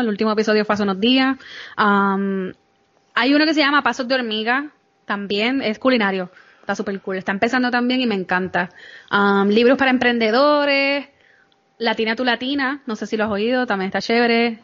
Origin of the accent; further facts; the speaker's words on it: Puerto Rico; moved away as an adult; now in New York, United States; yo soy de Puerto Rico